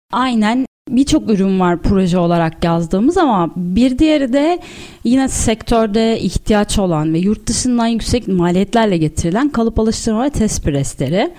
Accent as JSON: {"language": "Turkish", "region": "Istanbul", "country": "Turkey", "tie": "born or raised there", "said": "1986 yılında İstanbul'da doğdum. İlk bu orta öğrenimimi İstakulu Bey ve Eczacıbaşı'nda tamamladıktan sonra İstanbul Üniversitesi"}